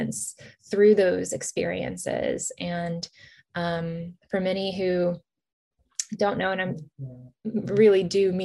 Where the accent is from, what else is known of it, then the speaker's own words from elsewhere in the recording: Virginia, United States; also born or lived in Kyiv, Ukraine; My family were immigrated here to the United States in Virginia as refugees in 1990.